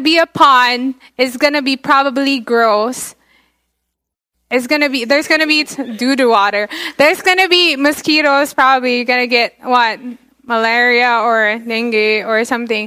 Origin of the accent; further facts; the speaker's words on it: Philippines; I'm Filipino because I grew up in the Philippines.